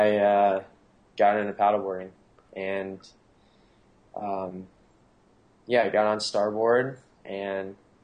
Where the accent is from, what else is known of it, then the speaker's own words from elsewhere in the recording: Florida, United States; also born or lived in Anna Maria Island, Florida / Jupiter, Florida; now in San Clemente, United States; I'm originally from Florida, but I'm actually originally from the Gulf Coast